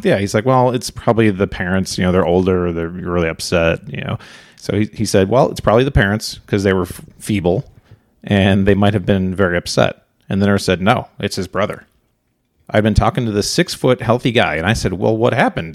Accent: Chicago suburbs, Illinois, United States; moved away; we are from Chicago suburbs originally

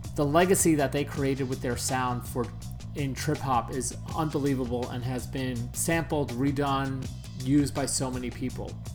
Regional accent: New York, United States; moved away; growing up in New York

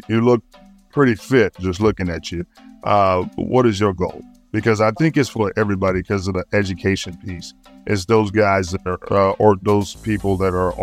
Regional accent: the South, United States; I'm from the South

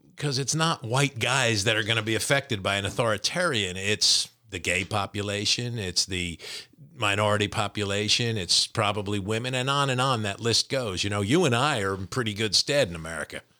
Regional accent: New Jersey, United States; moved away; also born or lived in Kentucky; my New Jersey being my, my home state

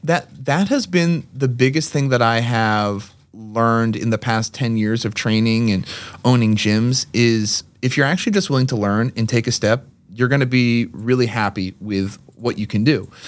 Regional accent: Lexington, Massachusetts, United States; also born or lived in Amherst, Massachusetts / Brighton, Massachusetts; born and raised Lexington, Massachusetts, went to UMass Amherst, and now, uh, live in Massachusetts

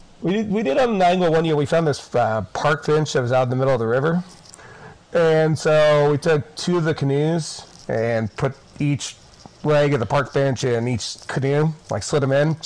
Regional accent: Springfield, Missouri, United States; also born or lived in Hawaii; now in Kansas City, United States; so I'm a weird combination of hillbilly and city boy. So I am originally from Springfield, Missouri.

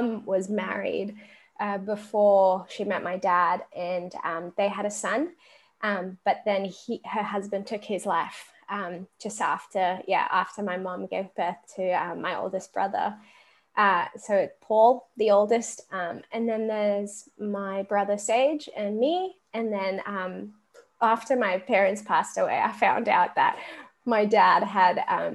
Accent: South Africa; also born or lived in Australia; now in United States; Grew up in South Africa, then moved to Australia. And now I live in America

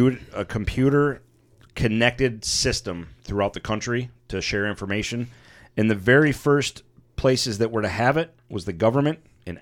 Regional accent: Michigan, United States; now in Florida, United States; Growing up in Michigan, obviously winters are brutal and stuff.

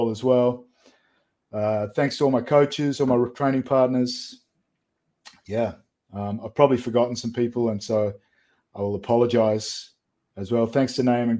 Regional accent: Adelaide, South Australia, Australia; We got just over 1 million people here.

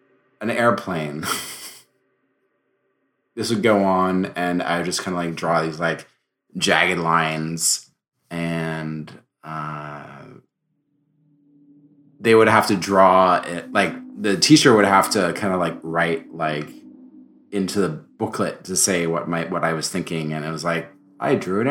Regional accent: France; I grew up in France

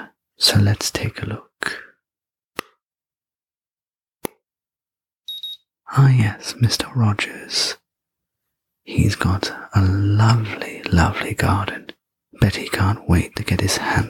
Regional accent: England, United Kingdom; I'm English

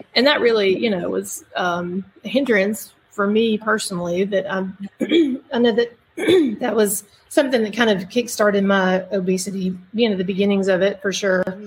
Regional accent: Birmingham, Alabama, United States; I am from Birmingham, Alabama, uh, born and raised in the in the area

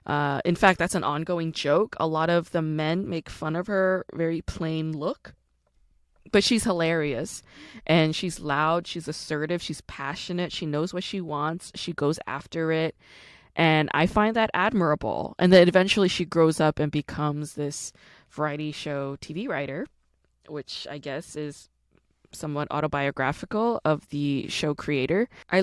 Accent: Busan, South Korea; accent: Gyeongsang dialect; home because I grew up with that Gyeongsangdo dialect. My dad is from Gosong, my mom is from Hapcheon, I was born in Busan, so I definitely recognize that dialect

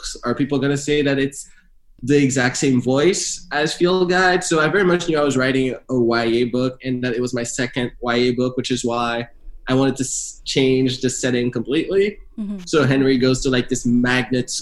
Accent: Canada; now in United States; being a Canadian in America

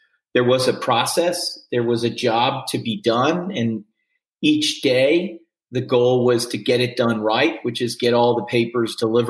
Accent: Washington, District of Columbia, United States; I grew up in Washington, D.C.

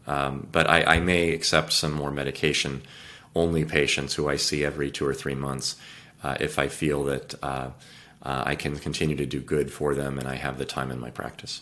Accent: California, United States; I was born and raised in California.

